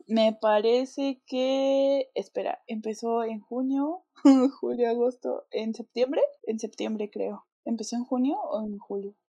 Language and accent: Spanish; Mexico; cuando yo me fui de México